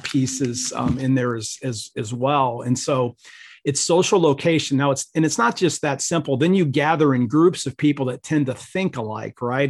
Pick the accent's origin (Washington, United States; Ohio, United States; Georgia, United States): Ohio, United States; I grew up in Ohio